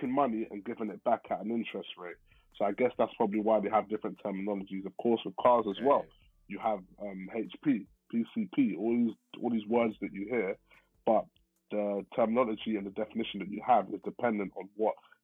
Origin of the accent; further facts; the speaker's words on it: London, United Kingdom; I'm from West London